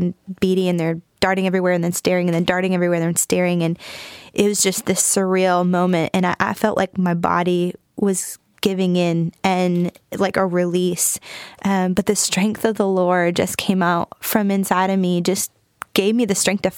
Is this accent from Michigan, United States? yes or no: yes; Michigan, United States; moved away as an adult; also born or lived in Huntington, West Virginia; now in North Carolina, United States; I'm from Michigan originally, born and raised.